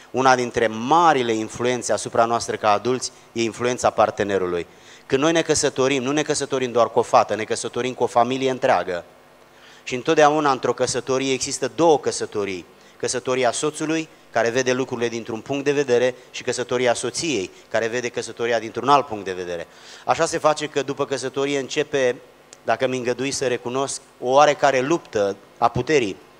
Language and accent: Romanian; a small village near Giurgiu, Muntenia, Giurgiu County, Romania; Eu vin din orașul Giurgiu, de fapt dintr-un sat mic de lângă Giurgiu, asta este sub București, pe malul Dunării, zonă care se numește Montenia